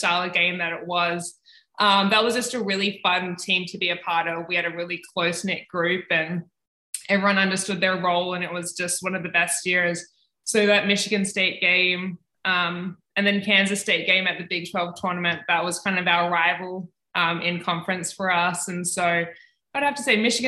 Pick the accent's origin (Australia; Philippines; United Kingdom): Australia; Canberra, Australian Capital Territory; moved away as an adult; now in Ames, United States; I grew up in Canberra, Australia